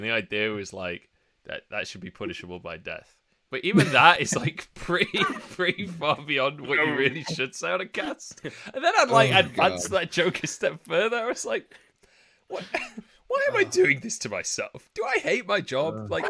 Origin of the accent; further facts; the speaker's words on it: Doncaster, Yorkshire and the Humber, United Kingdom; I'm from Doncaster, but that's a different thing.